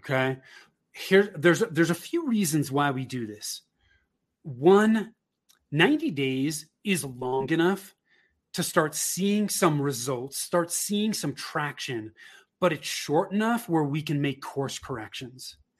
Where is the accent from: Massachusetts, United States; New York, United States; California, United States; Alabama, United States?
California, United States; Bay Area, Northern; moved away as an adult; now in Denver metro area, United States; I grew up in Northern California in the Bay Area